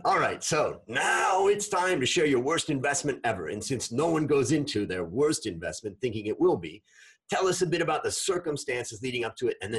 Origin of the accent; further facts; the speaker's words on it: Hudson, Ohio, United States; when I grew up in Little Hudson, Ohio, in Cleveland, outside of Cleveland, between Cleveland and Akron.